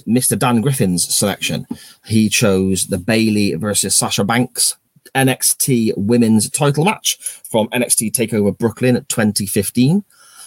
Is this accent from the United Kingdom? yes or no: yes; England, United Kingdom; an English football fan